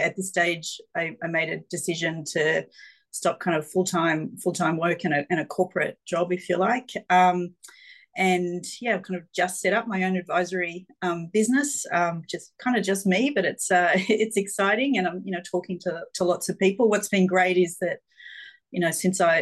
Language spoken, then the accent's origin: English; Geelong, Victoria, Australia; I grew up in Geelong, so I'm a country girl almost at heart